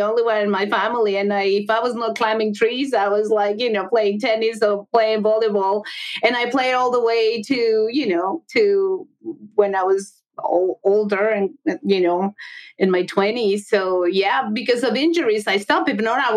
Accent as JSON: {"language": "English", "region": "Mexico City", "country": "Mexico", "tie": "born or raised there", "moved": "yes", "said": "I'm from Mexico. I grew up with baseball and other sports"}